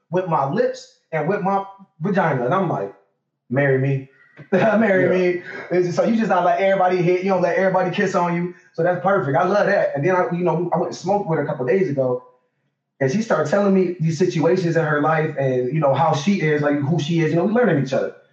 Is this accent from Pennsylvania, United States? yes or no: no; Detroit, Michigan, United States; we was raised in Detroit. You know, so in Detroit. Yeah, I'm 30, I'm about to be 33 in April.